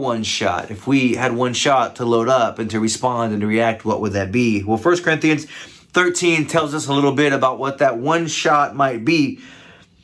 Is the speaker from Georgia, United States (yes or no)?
no; Ohio, United States; I come from Ohio